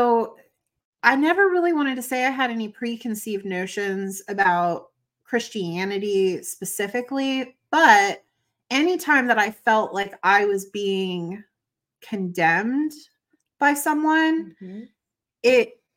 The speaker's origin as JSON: {"language": "English", "area": "the South, the Bible Belt", "region": "Southern United States", "country": "United States", "tie": "born or raised there", "said": "where I was born and raised in the South, in the Bible Belt."}